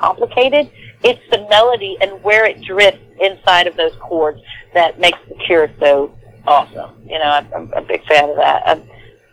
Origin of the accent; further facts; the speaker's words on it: Natchez, Mississippi, United States; accent: country; now in Houston, United States; I am from Natchez, Mississippi